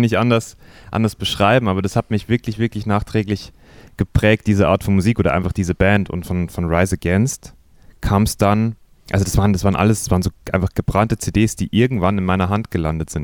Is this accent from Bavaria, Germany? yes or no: yes; Simbach am Inn, Bavaria, Germany; also born or lived in Eggenfelden; ich bin aufgewachsen in Simbach. Das ist noch ein kleineres Kleinstädtchen als Eckenfelden. ähm, aber ja, nicht München, sondern bayerische, niederbayerische Provinz